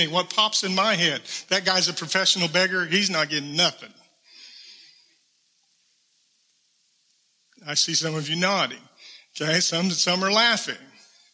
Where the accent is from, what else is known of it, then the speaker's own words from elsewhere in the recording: South Georgia, United States; I'm from South Georgia. I'm a little bit of a redneck